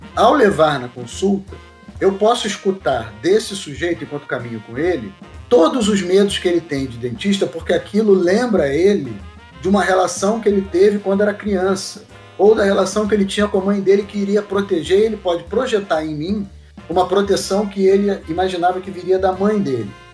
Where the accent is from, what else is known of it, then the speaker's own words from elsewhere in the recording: Rio de Janeiro, Brazil; Eu tive uma, uma possibilidade de formação que tem muito a ver com a cidade na qual eu nasci. Eu sou do Rio de Janeiro